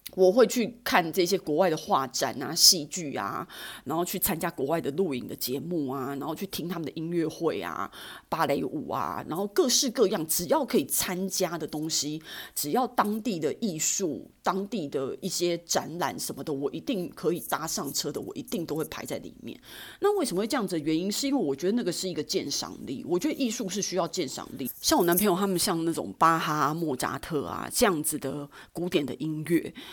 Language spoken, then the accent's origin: Chinese; Taiwan; 身为台湾人